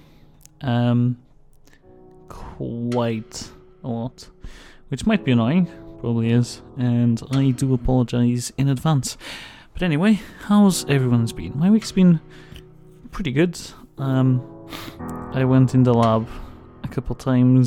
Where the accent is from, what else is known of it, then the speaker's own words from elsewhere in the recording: Portugal; I'm from Portugal